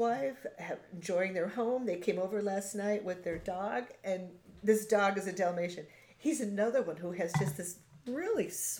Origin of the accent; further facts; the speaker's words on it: United States; as an American